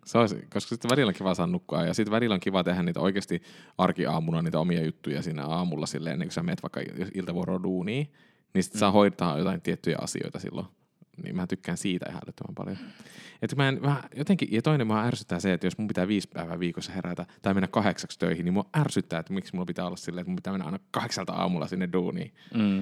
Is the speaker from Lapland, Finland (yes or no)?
yes; Kemi, Lapland, Finland; now in Helsinki, Finland; mehän olen Kemistä kotoisin